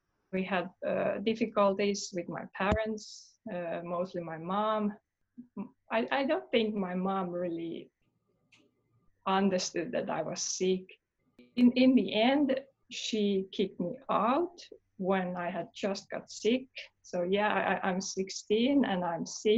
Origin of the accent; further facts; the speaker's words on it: Helsinki, Uusimaa, Finland; I was born in Helsinki, Finland